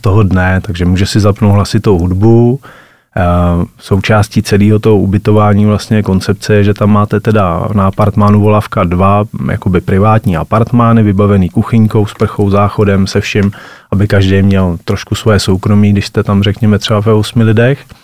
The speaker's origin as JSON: {"language": "Czech", "town": "Hlinsko", "region": "Pardubice Region", "country": "Czechia", "tie": "born or raised there", "said": "my jako vášniví lyžaři a rodáci z Hlinska"}